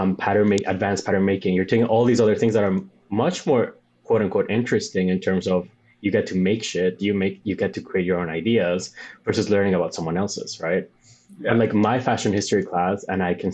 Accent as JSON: {"language": "English", "country": "Bolivia", "tie": "born or raised there", "second_language": "English", "moved": "yes", "lives_now": "New York, United States", "said": "I'm from Bolivia"}